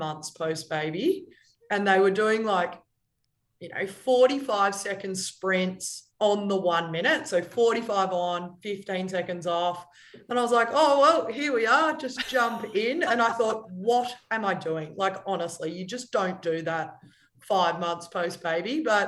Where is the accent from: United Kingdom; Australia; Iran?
Australia; Melbourne, Victoria; moved away as an adult; now in Sydney, Australia; my parents live in Melbourne. I grew up in Melbourne.